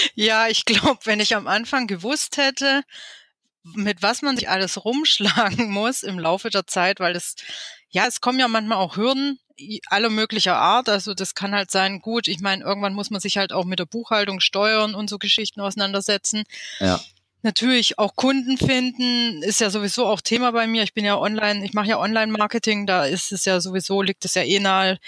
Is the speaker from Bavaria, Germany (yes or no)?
no; Stuttgart, Baden-Württemberg, Germany; ich bin aus dem Großraum von Stuttgart. Ich bin hier geboren und lebe hier schon immer seit 41 Jahren.